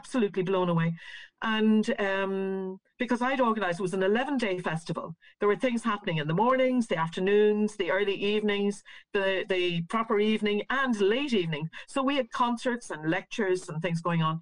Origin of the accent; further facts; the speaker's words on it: Northern Ireland, United Kingdom; we're little people from Northern Ireland